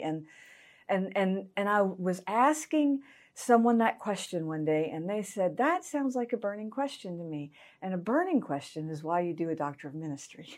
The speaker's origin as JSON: {"language": "English", "town": "Augusta", "region": "Georgia", "country": "United States", "tie": "born or raised there", "also_born_or_lived": "Evans, Georgia", "said": "I was raised in Augusta, Georgia."}